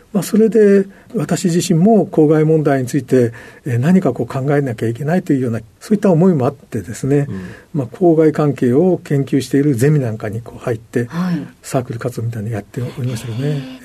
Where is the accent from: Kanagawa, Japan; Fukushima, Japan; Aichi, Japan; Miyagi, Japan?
Aichi, Japan; Nagoya; 愛知県の名古屋市です